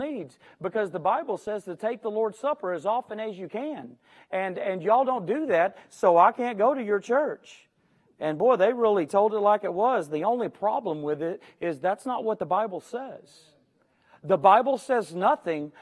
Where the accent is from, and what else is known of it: Houston, Texas, United States